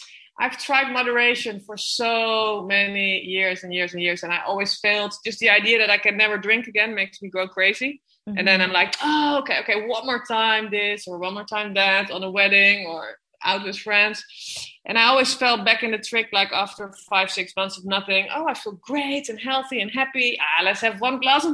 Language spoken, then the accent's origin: English; Amsterdam, North Holland, Netherlands; moved away as an adult; also born or lived in Gibraltar; now in San Pedro de Alcantara, Spain; I'm born and raised in Amsterdam.